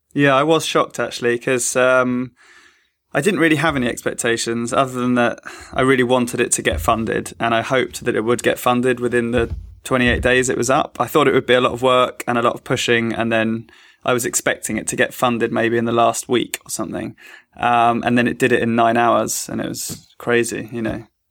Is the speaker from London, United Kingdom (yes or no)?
yes; London, United Kingdom; I'm from East London